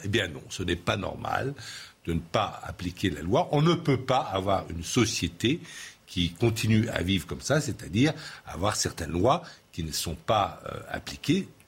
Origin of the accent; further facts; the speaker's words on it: France; chez nous, en France